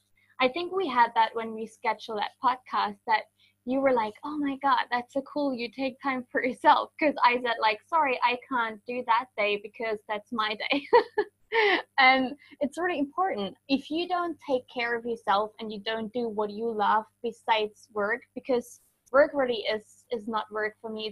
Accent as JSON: {"language": "English", "country": "Germany", "moved": "yes", "said": "Originally, I am from Germany"}